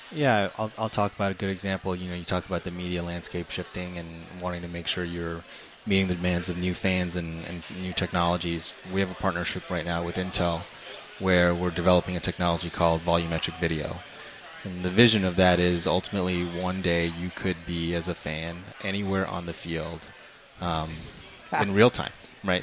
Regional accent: Toronto, Ontario, Canada; moved away; I actually grew up in Toronto

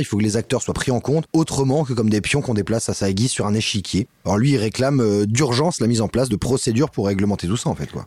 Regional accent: France; on est français

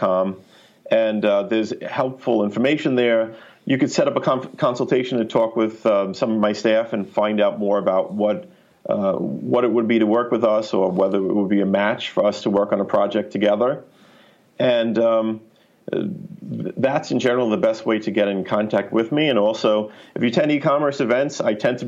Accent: New York, United States; I'm a New Yorker

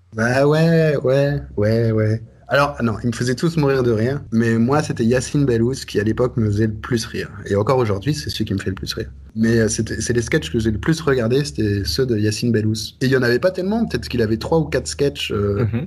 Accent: Brussels, Brussels-Capital Region, Belgium; also born or lived in Reims, France / Netherlands; je suis arrivé en Belgique, j'avais deux, deux ou trois ans, quelque chose comme ça. Et voilà, donc je suis français de fait, mais belge de cœur, très certainement

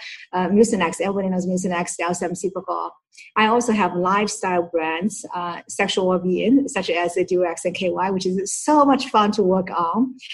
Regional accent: Shanghai, China; moved away as an adult; now in United States; Shanghai, where it's my hometown

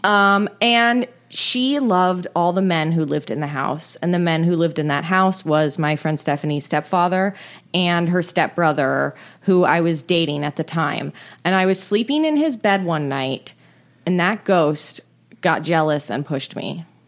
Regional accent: San Francisco, California, United States; I grew up in San Francisco

